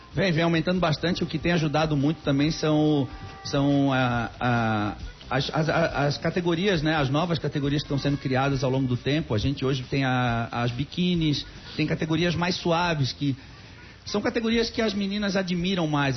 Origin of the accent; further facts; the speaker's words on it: Florianópolis, Santa Catarina, Brazil; eu nasci na Carmela Dutra